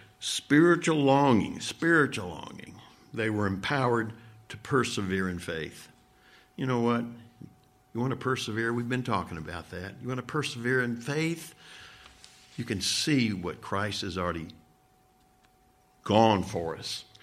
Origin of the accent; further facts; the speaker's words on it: Midwest, United States; also born or lived in the South; I grew up out in the Midwest